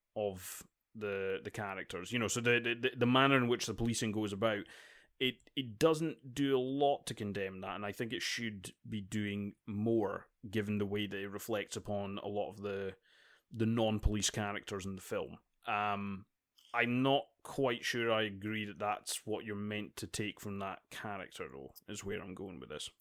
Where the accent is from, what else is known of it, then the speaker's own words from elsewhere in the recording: Dundee, Scotland, United Kingdom; Dundee, uh, my hometown